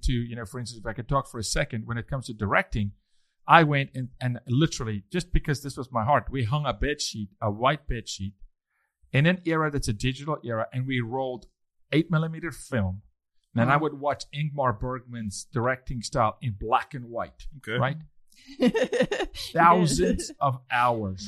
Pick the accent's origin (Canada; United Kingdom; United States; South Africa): South Africa; Being South African